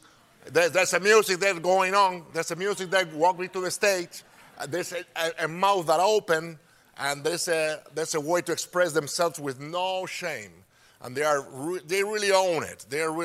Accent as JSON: {"language": "English", "country": "Spain", "tie": "born or raised there", "second_language": "English", "said": "We barely have TVs there back in the 50s. Actually, in the 50s, we had Franco, which is a dictatorship."}